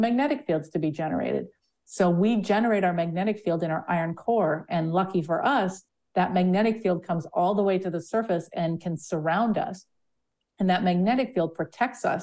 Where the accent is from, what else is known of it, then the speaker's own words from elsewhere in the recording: Sudbury, Ontario, Canada; I grew up in an impact crater. So about 1.8 billion years ago, a giant meteor hit the surface of the Earth in a town that's now called Sudbury